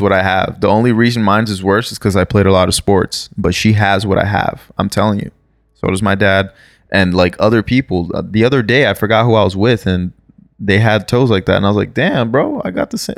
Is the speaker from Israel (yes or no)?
no; Brazil; now in United States; I was born in Brazil. Um obviously live in the United States.